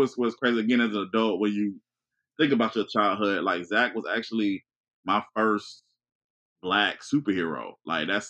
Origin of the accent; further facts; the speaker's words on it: Augusta, Georgia, United States; I grew up in Augusta